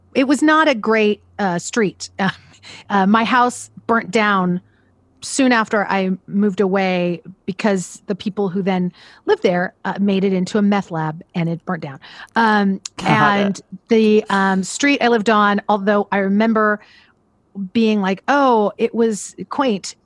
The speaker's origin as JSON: {"language": "English", "region": "Central Valley of California", "country": "United States", "tie": "born or raised there", "also_born_or_lived": "Pasadena, California", "lives_now": "Los Angeles, United States", "said": "I was born in Pasadena, California. And when I was about four, both my parents are teachers and uh, they got jobs uh, in the Central Valley of California"}